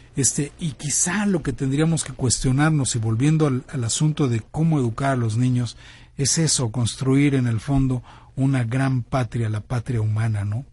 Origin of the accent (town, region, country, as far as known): Mexico